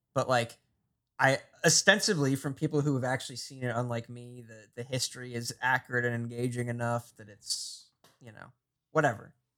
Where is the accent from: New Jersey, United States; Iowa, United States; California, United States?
New Jersey, United States; growing up in New Jersey